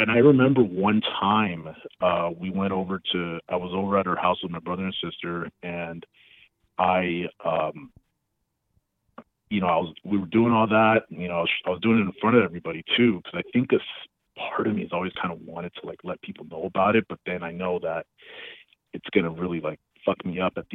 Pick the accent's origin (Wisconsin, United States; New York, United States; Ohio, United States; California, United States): California, United States; Los Angeles; I grew up in Los Angeles